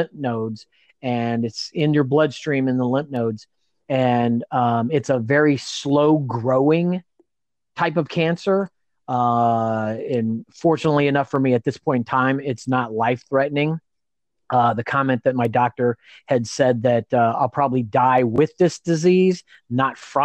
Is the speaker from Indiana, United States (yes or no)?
yes; Indiana, United States; now in California, United States; I've got a house and a wife in California. We're both from Indiana